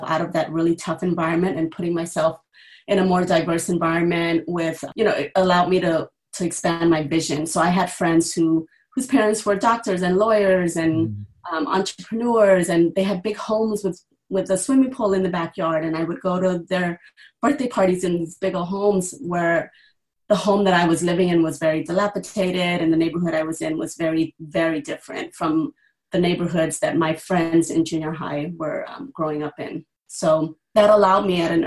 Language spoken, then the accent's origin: English; Los Angeles, California, United States; also born or lived in Cambodia; I grew up in South L.A. in the housing projects right outside of downtown L.A., about 15 minutes south of downtown, adjacent to Compton and Watts.